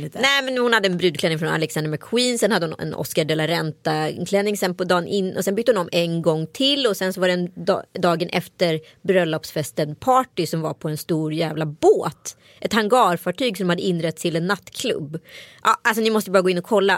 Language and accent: Swedish; Strömstad, Västra Götaland, Sweden; folk ifrån Strömstad där jag växte upp